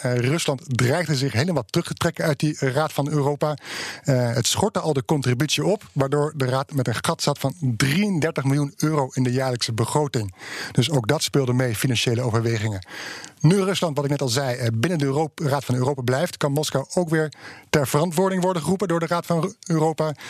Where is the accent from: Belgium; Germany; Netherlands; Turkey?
Netherlands